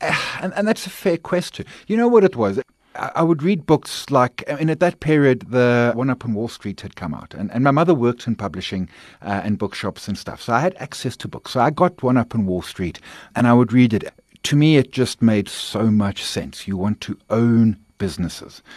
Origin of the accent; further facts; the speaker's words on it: KwaZulu-Natal, South Africa; also born or lived in Bulwer / Pinetown / Durban; I'm a K Z N boy. I lived there all of my schooling life, although moved around bunches. But, uh, K Z N born, educated in, in, in KwaZulu-Natal